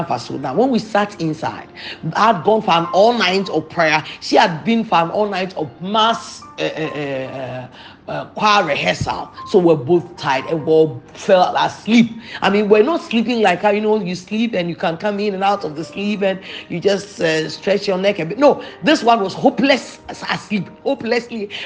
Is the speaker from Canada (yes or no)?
no; Ghana; I come from a Anglophone country, so I come from Ghana, and I am not able to speak French.